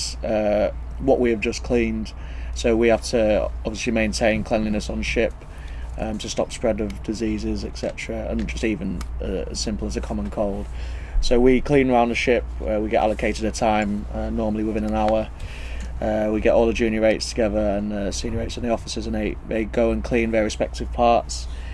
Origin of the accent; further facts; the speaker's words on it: Lincolnshire, East Midlands, United Kingdom; I'm from Lincolnshire